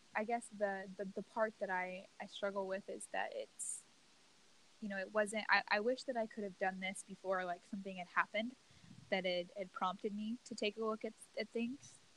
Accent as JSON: {"language": "English", "region": "Louisiana", "country": "United States", "tie": "born or raised there", "moved": "as an adult", "said": "I grew up in the South in you know Louisiana"}